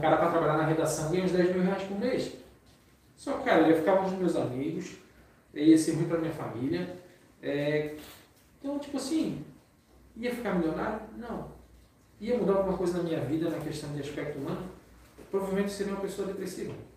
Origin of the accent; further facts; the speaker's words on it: Florianópolis, Santa Catarina, Brazil; accent: manezinho; eu como moro, é, é, sou manezinho